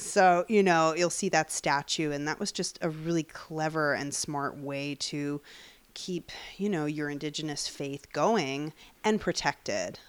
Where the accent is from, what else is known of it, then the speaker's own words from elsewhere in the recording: Long Island, New York, United States; I grew up in Long Island